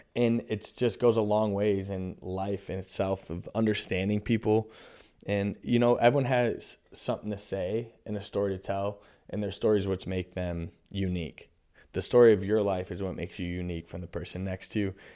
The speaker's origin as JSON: {"language": "English", "town": "Constantine", "region": "Michigan", "country": "United States", "tie": "born or raised there", "also_born_or_lived": "Maui, Hawaii / Lake Tahoe", "moved": "as an adult", "lives_now": "Charlotte, United States", "said": "I'm a kid from Constantine, Michigan."}